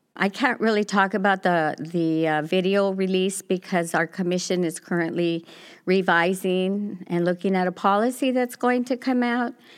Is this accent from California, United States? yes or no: yes; Los Angeles, California, United States; also born or lived in Pico Union; I grew up in South L A, so I've lived everywhere